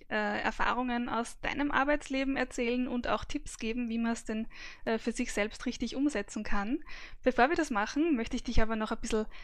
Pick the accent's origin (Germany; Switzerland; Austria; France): Austria; Vienna; Mein Alter ist 45. Ich bin geboren und aufgewachsen in Wien.